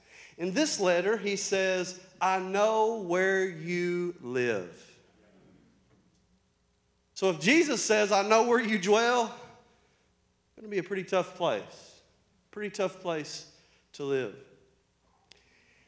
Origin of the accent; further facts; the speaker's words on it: Arkansas, United States; accent: country; I'm from Arkansas.